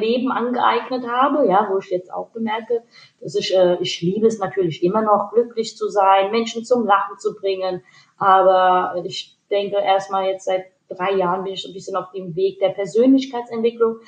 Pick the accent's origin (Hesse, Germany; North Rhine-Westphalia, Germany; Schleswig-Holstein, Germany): Hesse, Germany; Hanau; Meine Eltern sind aus Pakistan. Ich bin in Deutschland geboren, im wunderschönen Hanau